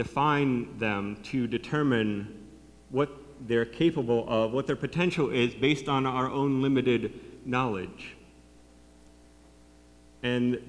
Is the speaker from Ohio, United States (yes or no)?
yes; North Canton, Ohio, United States; When I was growing up, my dad was the city engineer for the city of North Canton, which is my hometown